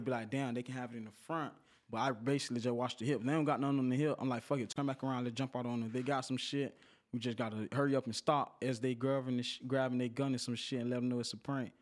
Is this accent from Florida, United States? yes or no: yes; Pompano Beach, Florida, United States; I'm from Broward County, but I'm from Pompano Beach